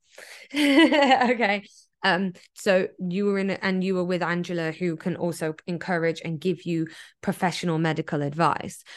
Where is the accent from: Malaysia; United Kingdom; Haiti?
United Kingdom; England; now in Taiwan; I'm English, not American